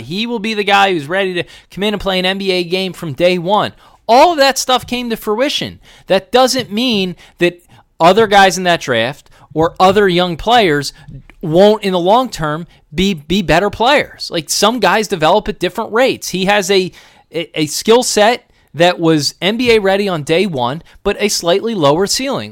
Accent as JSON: {"language": "English", "town": "Springfield", "region": "Pennsylvania", "country": "United States", "tie": "born or raised there", "also_born_or_lived": "Bucks County, Pennsylvania", "said": "I grew up in Springfield and Delco"}